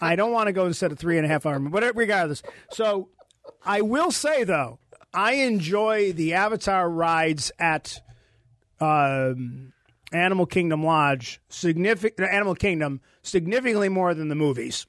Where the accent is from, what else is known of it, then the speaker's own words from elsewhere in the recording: Buffalo, New York, United States; we're from Buffalo